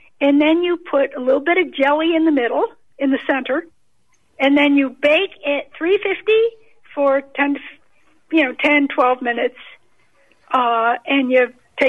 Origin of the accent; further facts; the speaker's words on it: Waynesville, North Carolina, United States; I'm from Waynesville, North Carolina.